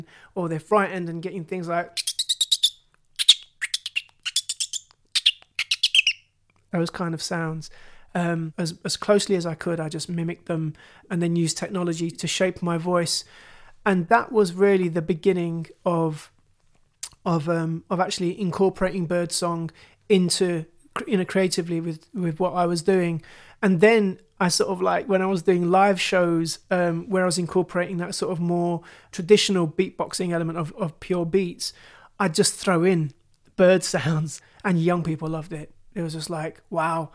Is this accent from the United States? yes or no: no; London, United Kingdom; I was born and raised in East London, in Tower Hamlets